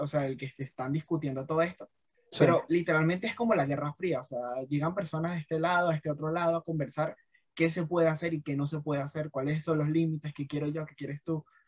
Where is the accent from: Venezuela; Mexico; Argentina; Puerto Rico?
Venezuela; now in Colombia; como venezolano aquí en Colombia